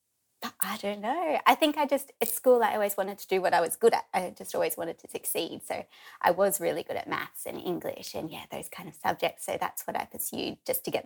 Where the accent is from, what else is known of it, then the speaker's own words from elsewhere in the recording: Forster, New South Wales, Australia; moved away as an adult; also born or lived in Sydney; now in Sawtell, Australia; I'm originally from Foster, a few hours south. So I grew up there